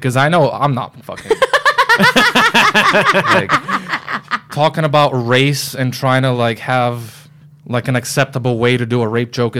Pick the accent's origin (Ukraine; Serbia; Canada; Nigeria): Canada; now in United States; I'm Canadian